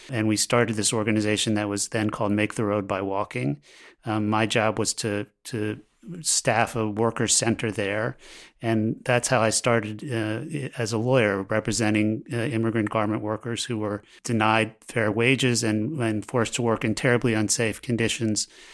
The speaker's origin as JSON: {"language": "English", "town": "Baltimore", "region": "Maryland", "country": "United States", "tie": "born or raised there", "moved": "yes", "said": "I grew up in Baltimore"}